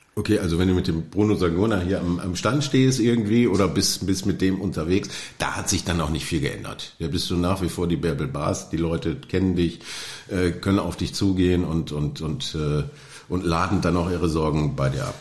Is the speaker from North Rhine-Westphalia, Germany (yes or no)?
yes; Oberhausen, North Rhine-Westphalia, Germany; Ich komme gerne aus Oberhausen